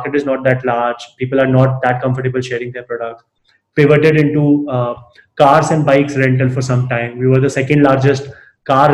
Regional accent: Alwar, Rajasthan, India; growing up in Alwar.

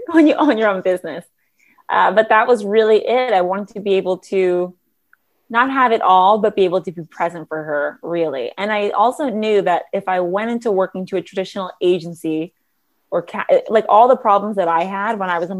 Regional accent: Los Angeles, California, United States; growing up in Los Angeles, I ended up doing this TV show called Reading Rainbow

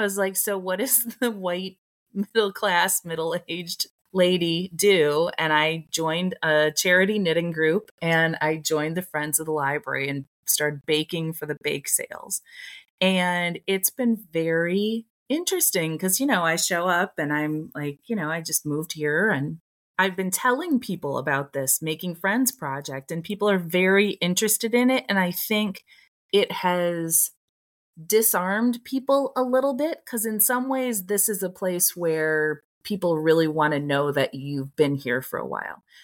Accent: Toledo, Ohio, United States; moved away as an adult; also born or lived in Ann Arbor, Michigan; my hometown is 45 minutes away from Ann Arbor. So I, when I lived in Ann Arbor, was going down to Toledo a lot to see my friends from high school.

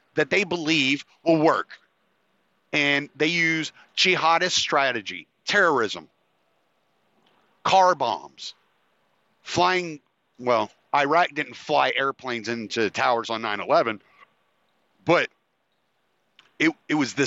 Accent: United States; us as the American people

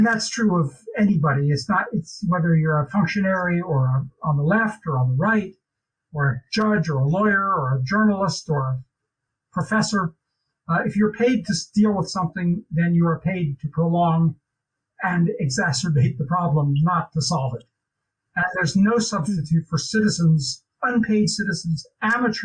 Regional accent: United States; now in Europe; as an American, as a loyal American

